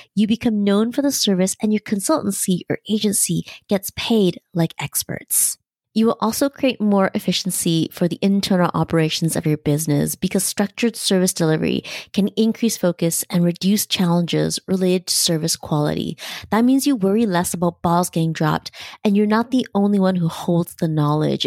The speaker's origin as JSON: {"language": "English", "country": "Canada", "said": "As a Canadian"}